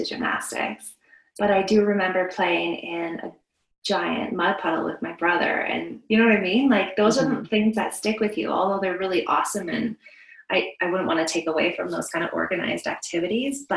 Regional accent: Vancouver Island, British Columbia, Canada; now in Alberta, Canada; I grew up on Vancouver Island, and we lived in a forest there.

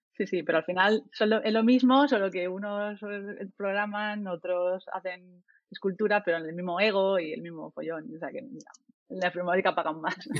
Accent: Murcia, Region of Murcia, Spain; moved away as an adult; now in Barcelona, Spain; yo soy de Murcia, pero llevo en Barcelona como seis años

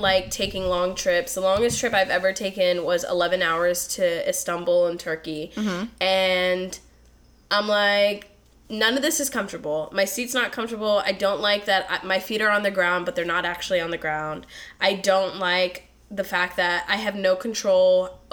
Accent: East Coast, United States; moved away as an adult; I grew up on the East Coast for 19 years, moved out here

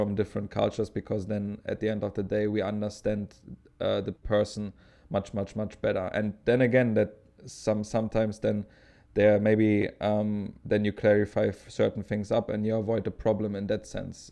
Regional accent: Potsdam, Brandenburg, Germany; moved away; also born or lived in Dresden; I'm from Potsdam, which is very close to Berlin.

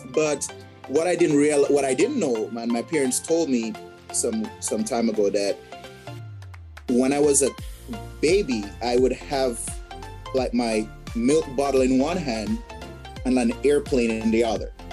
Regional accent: Jamaica; now in United States; I grew up in Jamaica. Uh, left Jamaica in uh, 2007 and moved to the states.

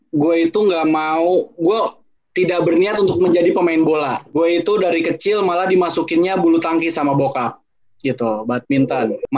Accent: Depok, West Java, Indonesia; gue coba latihan di Senayan itu gue dari Depok itu naik angkot uh, ke stasiun Depok Baru

